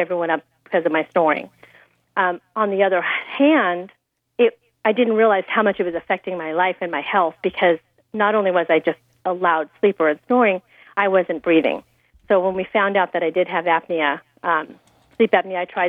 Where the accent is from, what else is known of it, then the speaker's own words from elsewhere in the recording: Temecula, California, United States; my hometown of Temecula